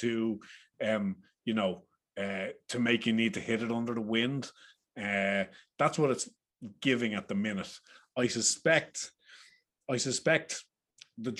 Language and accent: English; Ireland; accent: Irish; as you can tell by the accents. We are three Irish lads